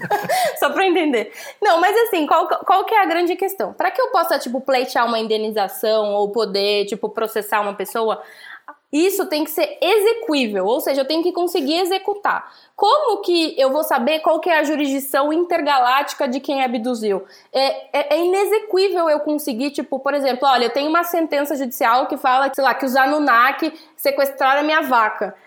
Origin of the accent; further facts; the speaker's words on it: Santos, São Paulo, Brazil; Eu sou de Santos